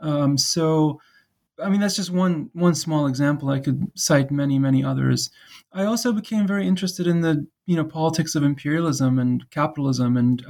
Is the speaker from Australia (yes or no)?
no; Iraq; also born or lived in Kuwait; now in United States; my own background is Iraqi, and I grew up partly in the Gulf. We lived in Kuwait when I was young to just before adolescence. And at that time, we moved to the United States. So being from Iraq and of an Iraqi family